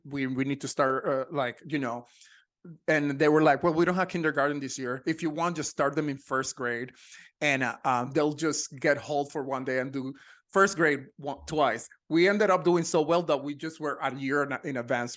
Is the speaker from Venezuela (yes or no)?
no; Ponce, Puerto Rico; moved away as an adult; also born or lived in Texas; now in Los Angeles, United States; I was born in Ponce, Puerto Rico.